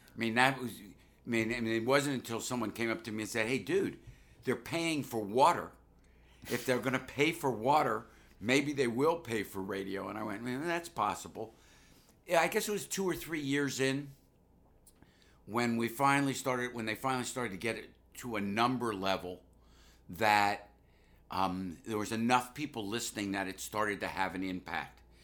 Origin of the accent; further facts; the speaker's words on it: Washington, District of Columbia, United States; moved away as an adult; growing up in Washington, D C, I was obviously influenced by African-American culture